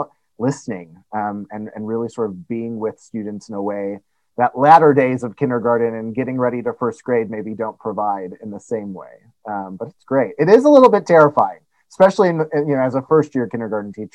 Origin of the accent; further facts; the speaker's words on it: Indiana, United States; moved away as an adult; also born or lived in Denver, Colorado / East Lansing, Michigan; I'm originally from Indiana